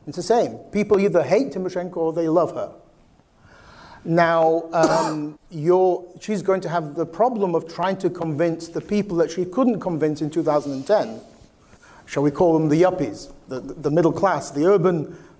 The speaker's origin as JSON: {"language": "English", "country": "United Kingdom", "said": "I come from Britain"}